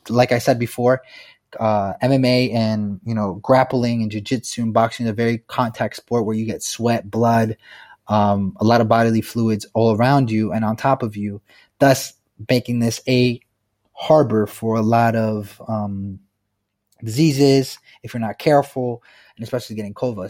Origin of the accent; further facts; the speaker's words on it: Pennsylvania, United States; moved away as an adult; now in Thailand; my home state of Pennsylvania in the United States